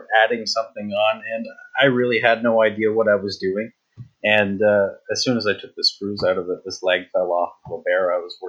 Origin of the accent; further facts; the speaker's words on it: Canada; I'm actually from Canada